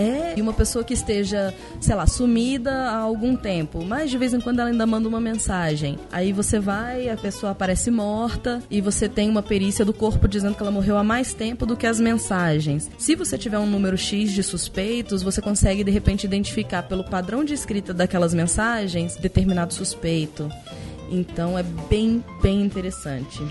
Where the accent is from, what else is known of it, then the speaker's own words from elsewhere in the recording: Brazil; Como é que você identificou que eu era brasileira